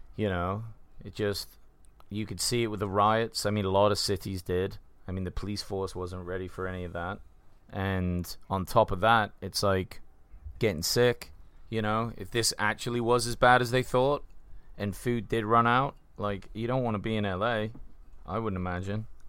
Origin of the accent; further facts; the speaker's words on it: England, United Kingdom; now in United States; we're from England